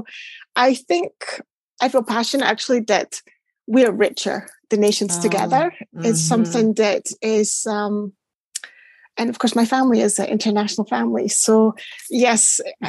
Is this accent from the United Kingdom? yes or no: yes; Shetland Islands, Scotland, United Kingdom; moved away as an adult; also born or lived in Hong Kong; growing up in Shetland, like it's a tiny dot of an island.